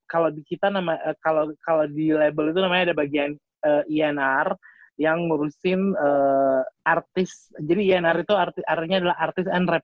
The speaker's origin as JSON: {"language": "Indonesian", "region": "Jakarta", "country": "Indonesia", "said": "kita kan kita kan dari Jakarta jadi dipanggilnya sis gitu"}